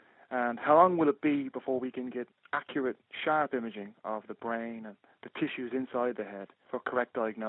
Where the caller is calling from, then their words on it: Belfast, Northern Ireland, United Kingdom; I'm calling from Belfast.